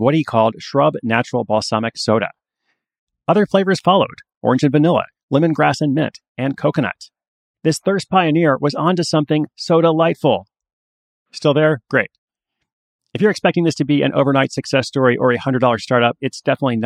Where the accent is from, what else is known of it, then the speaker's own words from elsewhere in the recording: Portland, Oregon, United States; my hometown of Portland